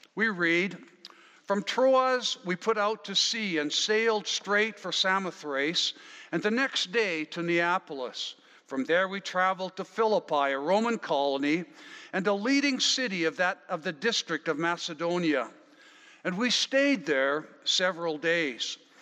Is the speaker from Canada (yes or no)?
yes; Wetaskiwin, Alberta, Canada; also born or lived in Killam, Alberta; now in Abbotsford, Canada; I might say Wetaskiwin or I was born in Killam, I might say. Uh, but that's not where I live now. I live now in Abbotsford.